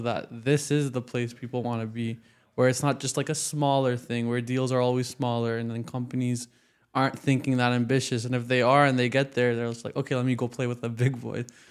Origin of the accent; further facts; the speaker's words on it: Waterloo, Ontario, Canada; I'm from Waterloo